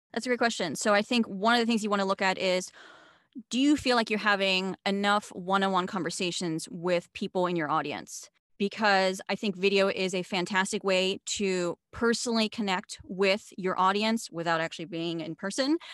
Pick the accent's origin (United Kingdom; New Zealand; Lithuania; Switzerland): Switzerland; moved away as an adult; now in United States; I was born and raised in Switzerland. I'm half American.